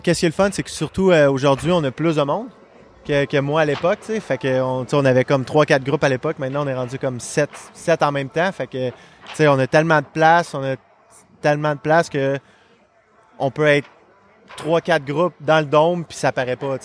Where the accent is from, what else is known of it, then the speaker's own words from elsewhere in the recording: Quebec City, Quebec, Canada; also born or lived in Montreal; je suis né à Montréal. Fait que euh, jusqu'à Moustique 2A, euh, je jouais à Montréal. Puis après ça, on, euh, a déménagé à Québec